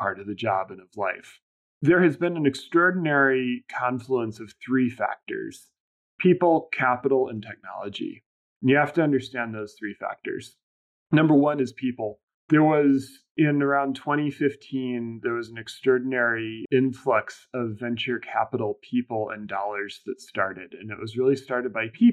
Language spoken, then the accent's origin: English; Indiana, United States; also born or lived in Bermuda; now in New York, United States; I grew up in Indiana